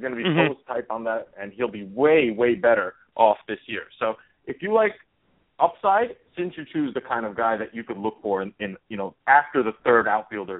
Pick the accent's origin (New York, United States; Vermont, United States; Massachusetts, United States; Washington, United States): New York, United States; I'm from New York